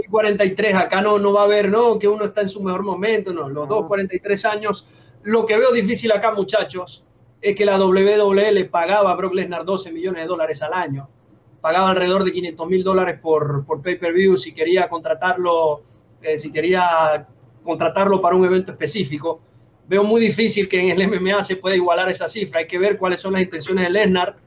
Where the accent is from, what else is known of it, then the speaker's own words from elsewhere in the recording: Venezuela; Yo como venezolano